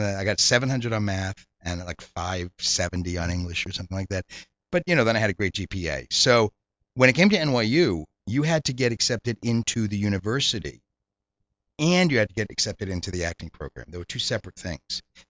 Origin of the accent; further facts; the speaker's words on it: Reading, Massachusetts, United States; Reading, north of Boston.